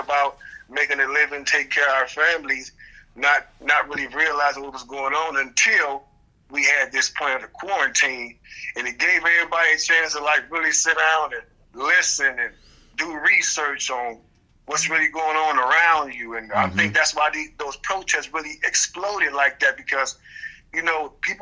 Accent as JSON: {"language": "English", "town": "Cleveland", "region": "Ohio", "country": "United States", "tie": "born or raised there", "moved": "yes", "said": "a project that I'm doing in Cleveland for my hometown. I'm basically in the process of purchasing my old elementary school."}